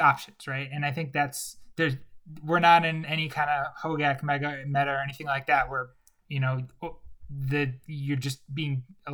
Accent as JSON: {"language": "English", "town": "Chicago", "region": "Illinois", "country": "United States", "tie": "born or raised there", "said": "I grew up in Chicago"}